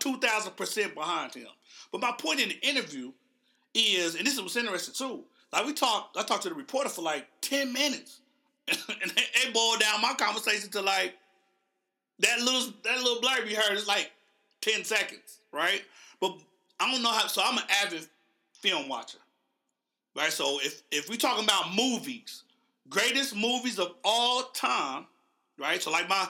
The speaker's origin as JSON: {"language": "English", "region": "Oklahoma", "country": "United States", "said": "I'm from Oklahoma."}